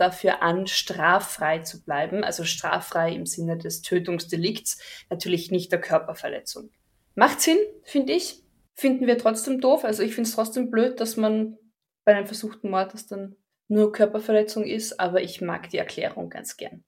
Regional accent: Carinthia, Austria; bei uns in Österreich oder in Kärnten

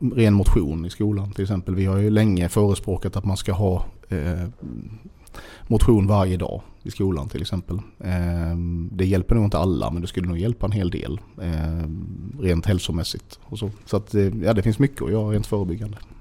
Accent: Sölvesborg, Blekinge, Sweden; also born or lived in Bromölla; jag är uppväxt i Sölvesborg

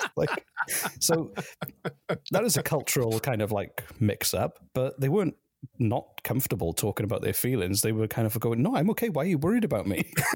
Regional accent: the Valleys, Wales, United Kingdom; now in Canada; I'm from a place called the Valleys

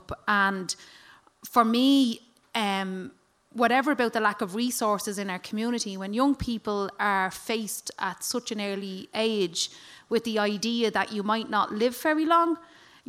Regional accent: Dublin, Leinster, Ireland; accent: flat Dublin accent; growing up for me, I grew up in a small little cul-de-sac in Killinarden

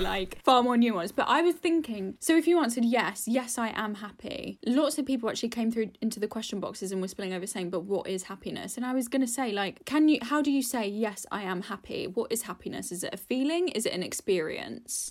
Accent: United Kingdom; being British anyway, being brought up in the U K

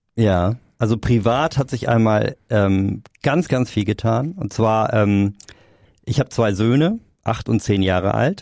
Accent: Hamburg, Germany; Ich komme aus Hamburg

